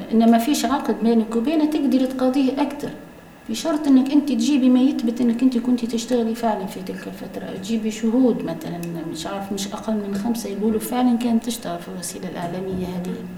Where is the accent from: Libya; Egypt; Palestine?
Libya; accent: Libyan; بلهجتنا الليبية